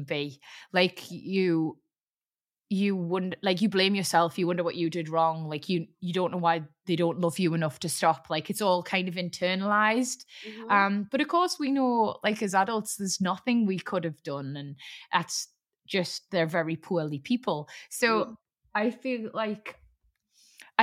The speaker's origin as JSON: {"language": "English", "town": "Newcastle upon Tyne", "region": "North East England", "country": "United Kingdom", "said": "being a Geordie"}